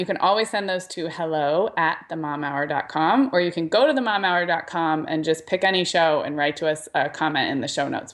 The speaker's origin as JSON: {"language": "English", "town": "Santa Barbara", "region": "California", "country": "United States", "tie": "born or raised there", "moved": "yes", "said": "Santa Barbara, which is my hometown, that the skating rink that I grew up going to birthday parties"}